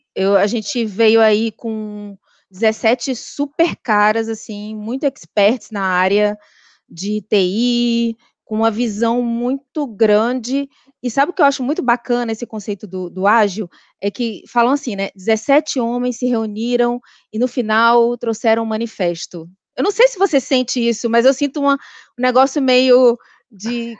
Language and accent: Portuguese; Recife, Pernambuco, Brazil; moved away as an adult; also born or lived in Natal / Rio de Janeiro; eu sou de Recife